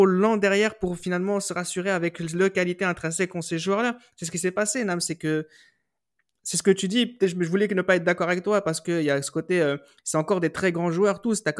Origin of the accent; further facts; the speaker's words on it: France; Surtout, n'oublions pas que nous sommes français.